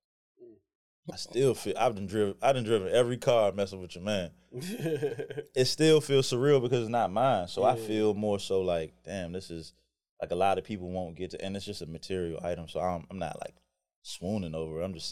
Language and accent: English; Jamaica; moved away; grew up in the country, and you know, I'm Jamaican